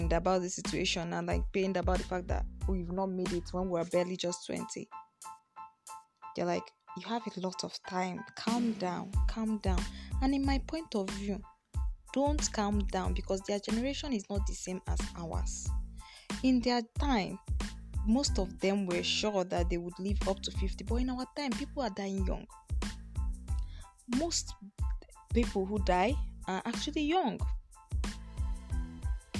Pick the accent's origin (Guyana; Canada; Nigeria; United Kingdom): Nigeria; I'm from Nigeria